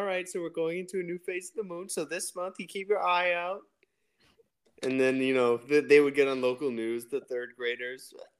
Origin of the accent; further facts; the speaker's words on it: Missouri, United States; I'm from Missouri